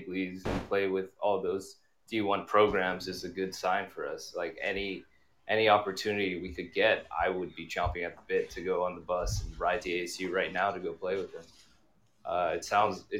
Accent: China; moved away; I actually grew up playing hockey in China.

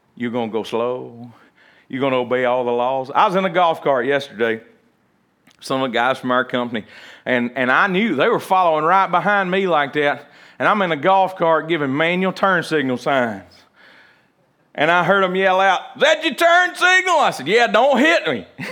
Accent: United States; even as American

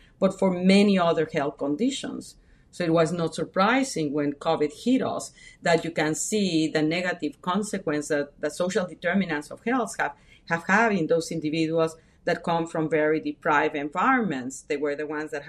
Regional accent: Mexico; moved away; I was brought up in Mexico, first family immigrations, the first one generation to be born in Mexico

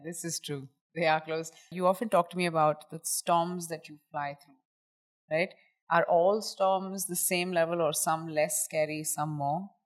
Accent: India; we come from India

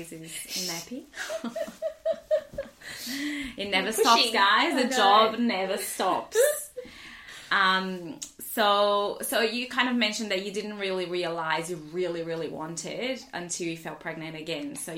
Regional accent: Brazil; now in Australia; I grew up in Brazil

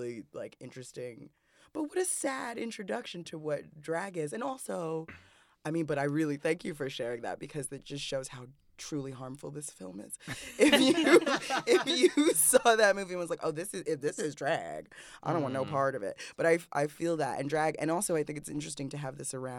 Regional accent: New York City, New York, United States; I'm from Bed-Stuy. It's mad rustic

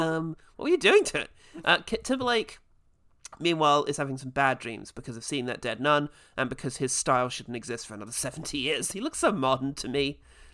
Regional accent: Ireland; I'm Irish.

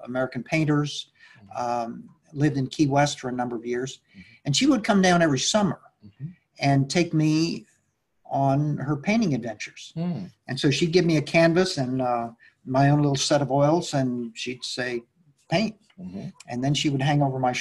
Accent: Mexico City, Mexico; I was born and brought up in Mexico City

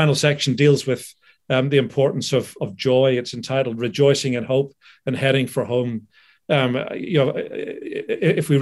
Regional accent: United Kingdom; also born or lived in Philadelphia, United States; I'm a British citizen

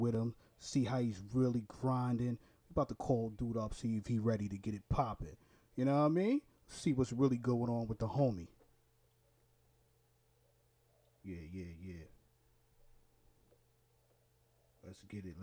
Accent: New York, United States; also born or lived in Newark, Delaware; now in Florida, United States; I'm from Brooklyn, New York originally. I live in Florida right now

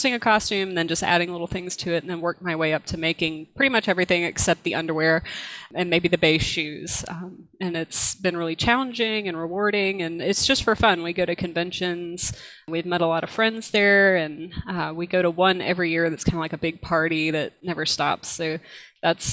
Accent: South Georgia, United States; I am from South Georgia. I've been here all my life

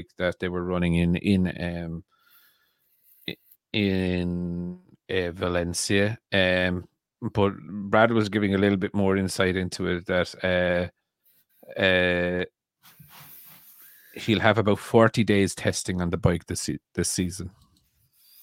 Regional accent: Ireland; I'm very Irish

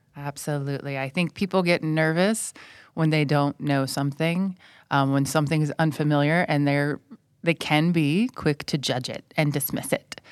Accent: United States; moved away as an adult; now in Thailand; I'm from the United States, and I'm currently an English language fellow at Burapa

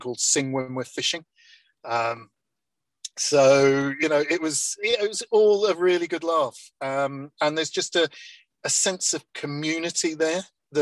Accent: Cleethorpes, Yorkshire and the Humber, United Kingdom; I grew up in Blundell Avenue, so you could, which is where they play in Cleethorpes

